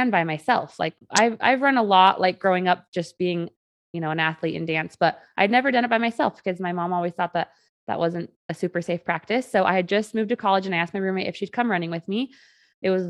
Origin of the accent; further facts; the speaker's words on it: Utah, United States; I was born and raised here in Utah from a very safe home